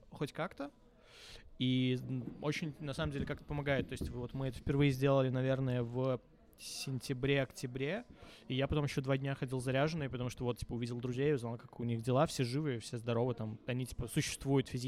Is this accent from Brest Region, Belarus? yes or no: yes; Baranovichi, Brest Region, Belarus; Именно Барановича.